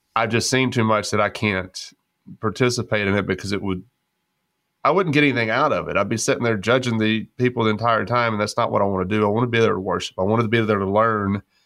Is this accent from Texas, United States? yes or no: yes; West Texas, United States; growing up in West Texas